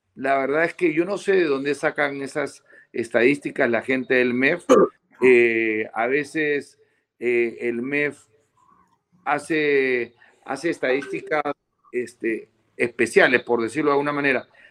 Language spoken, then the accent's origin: Spanish; Peru; nosotros los peruanos